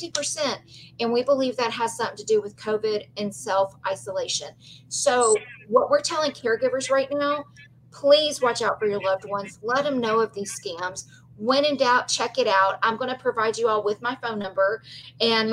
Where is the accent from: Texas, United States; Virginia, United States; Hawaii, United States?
Texas, United States; Belmont; I grew up in Belmont, Texas